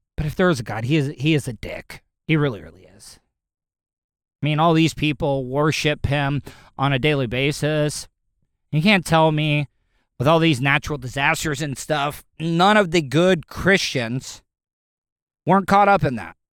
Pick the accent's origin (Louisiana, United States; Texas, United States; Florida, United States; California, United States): Florida, United States; I'm, I'm born and raised, I'm a Florida cracker